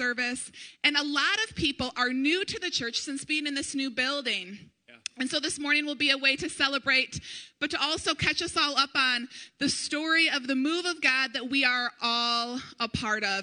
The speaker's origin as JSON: {"language": "English", "town": "Brighton", "region": "Michigan", "country": "United States", "tie": "born or raised there", "moved": "yes", "said": "Eric and I grew up in Livingston County. We grew up in Brighton"}